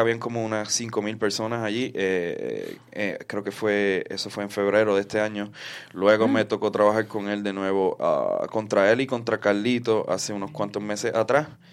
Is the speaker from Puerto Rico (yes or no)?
yes; Puerto Rico; un luchador puertorriqueño